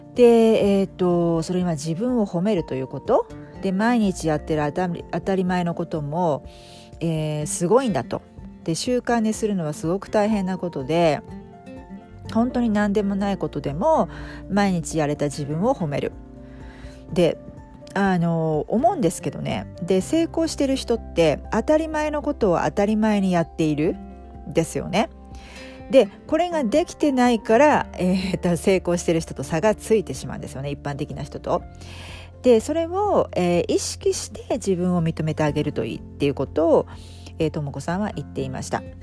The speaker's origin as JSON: {"language": "Japanese", "country": "Japan", "tie": "born or raised there", "moved": "yes", "said": "私の実家日本の実家"}